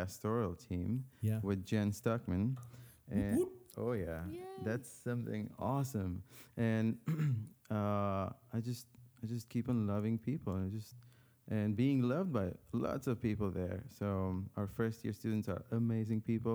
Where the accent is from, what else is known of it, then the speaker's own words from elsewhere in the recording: Lebanon; moved away; I'm from an Armenian family, ethnically, but born and raised in Lebanon